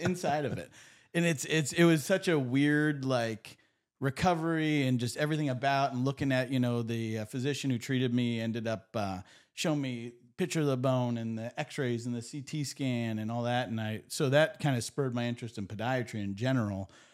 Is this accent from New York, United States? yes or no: no; Erie, Pennsylvania, United States; I grew up in Erie.